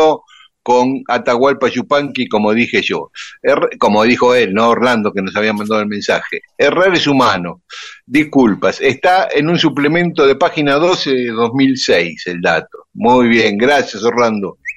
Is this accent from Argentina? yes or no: no; Paraguay; accent: Guaraní; now in New York, United States; Y a mí también, que vivo en Nueva York, se me nota mi acento guaraní.